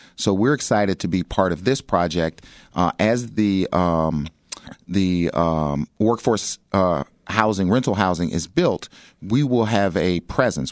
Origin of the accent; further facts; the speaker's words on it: Chicago, Illinois, United States; I grew up in South Shore.